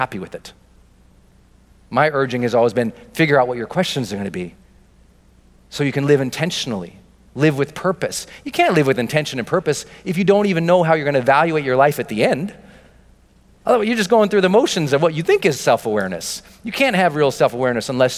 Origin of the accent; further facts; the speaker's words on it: Montana, United States; I'm from Montana.